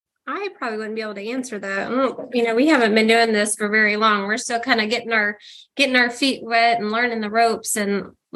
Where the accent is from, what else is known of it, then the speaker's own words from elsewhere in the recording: Fayetteville, Arkansas, United States; now in Westville, United States; I grew up in Fayetteville, Arkansas, which is not, I mean, it's not a Dallas by any means, but definitely not country.